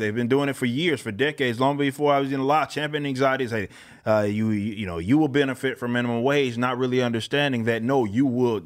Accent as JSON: {"language": "English", "town": "Dallas", "region": "Texas", "country": "United States", "tie": "born or raised there", "said": "I'm from South Dallas, Oak Cliff, Texas."}